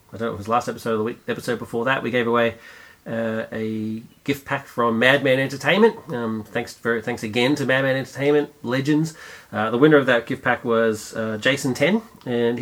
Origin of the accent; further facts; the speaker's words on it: Australia; Australia, we're a hodgepodge of many nations.